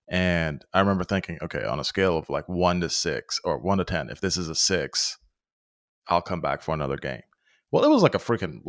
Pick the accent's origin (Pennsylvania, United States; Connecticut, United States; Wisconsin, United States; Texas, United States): Pennsylvania, United States; So, but my original point of growing up in Western Pennsylvania, you know, close to Ohio, close to West Virginia.